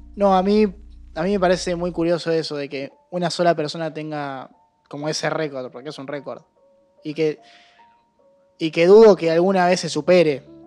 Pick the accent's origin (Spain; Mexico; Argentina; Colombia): Argentina; nosotros como sociedad argentina